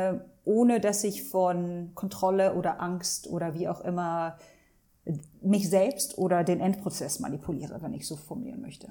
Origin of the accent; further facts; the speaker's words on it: Hanover, Lower Saxony, Germany; moved away as an adult; also born or lived in Langenhagen / Abu Dhabi, United Arab Emirates; now in Dubai, United Arab Emirates; Ich bin in Deutschland geboren, aufgewachsen, sozialisiert worden